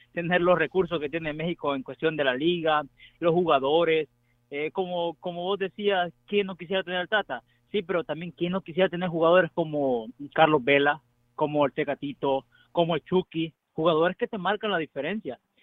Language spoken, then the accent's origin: Spanish; El Salvador; yo soy salvadoreño